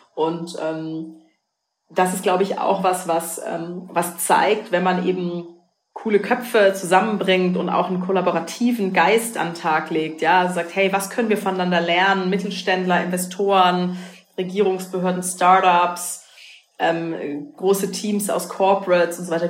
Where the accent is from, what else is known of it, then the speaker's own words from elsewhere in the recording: Rhineland-Palatinate, Germany; bin ja aus der Pfalz gebürtig